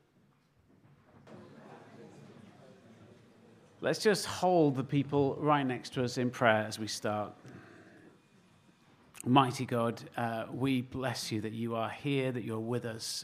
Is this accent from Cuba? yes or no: no; Manchester, North West England, United Kingdom; moved away; I'm from Manchester originally